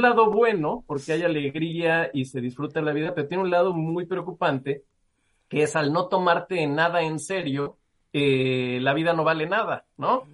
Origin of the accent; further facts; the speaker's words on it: Mexico; somos los mexicanos